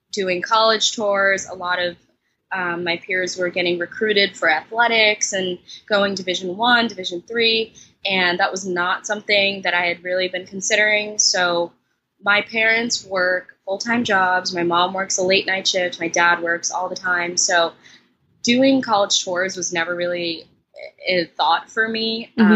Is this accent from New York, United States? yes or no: yes; New York City, New York, United States; I'm from Brooklyn, New York, and I attend Bard College